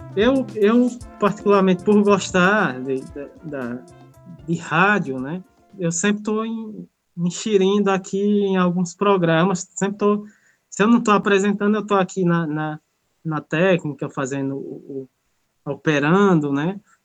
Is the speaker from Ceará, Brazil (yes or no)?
yes; Crato, Ceará, Brazil; sou aqui da cidade do Crato, no Ceará. Moro na comunidade do Carrapato